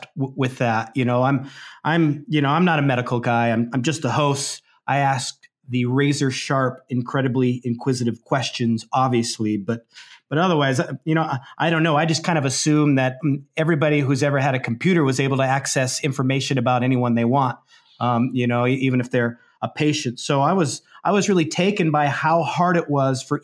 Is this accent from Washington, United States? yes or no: yes; Spokane, Washington, United States; the hospital I was born in Spokane